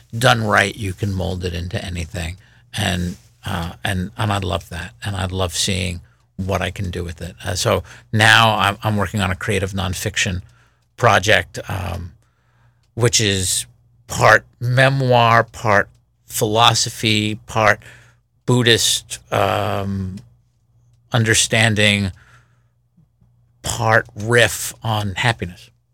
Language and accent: English; United States; I grew up in the United States listening to the radio.